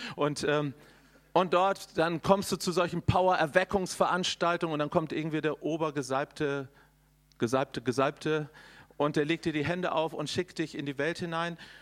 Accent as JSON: {"language": "German", "region": "Northern Germany", "country": "Germany", "said": "ich komme aus Norddeutschland"}